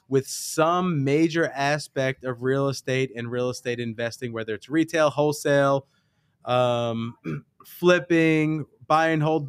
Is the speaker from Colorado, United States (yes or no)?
no; New York City, New York, United States; I'm from the West Coast of Brooklyn, New York.